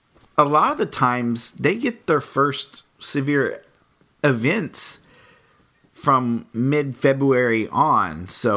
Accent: Oklahoma, United States; But we're from Oklahoma

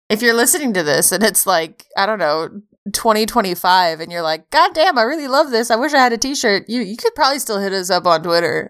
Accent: United States; I am American.

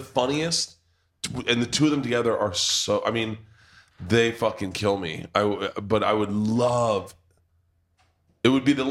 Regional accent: United States; we're American

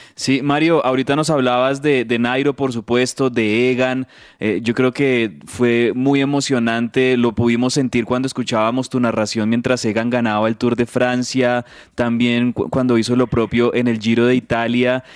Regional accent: Colombia; nosotros como colombianos

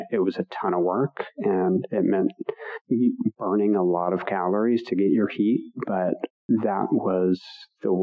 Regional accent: Pacific Northwest, United States; I grew up in the Pacific Northwest on a homestead.

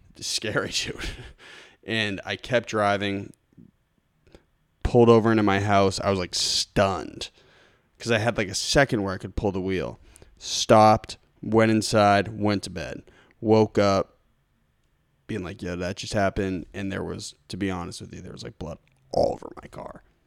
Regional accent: Lincoln, Massachusetts, United States; I grew up in Lincoln, Mass, on Deer Haven Road

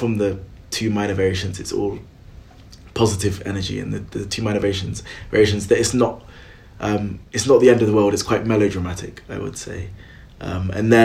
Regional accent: Welsh, Wales, United Kingdom; being Welsh

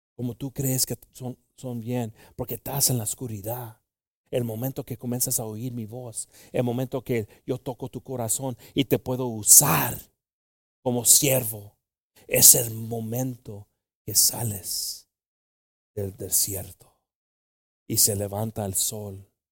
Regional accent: Mexico; Tenemos mucho orgullo como mexicanos

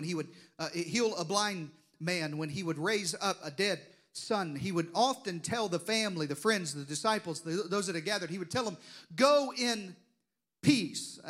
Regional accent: Deep South, United States; I grew up in the Deep South, if you hadn't noticed from the accent

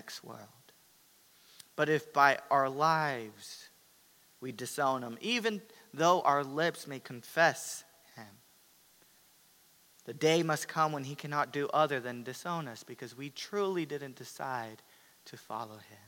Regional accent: United States; as American Christians

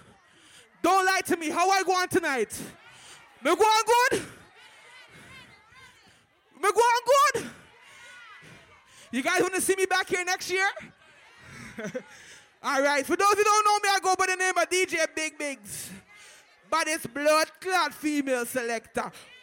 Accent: Jamaica; You know I'm a Jamaican, so me have to play the Jamaican version.

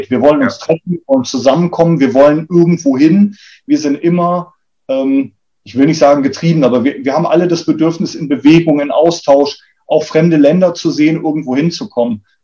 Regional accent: Munich, Bavaria, Germany; born there; dass ich in München, wo, wir, wo ich geboren bin, äh, aus dem Fenster runter auf die Straßenbahnhaltestelle gucken konnte

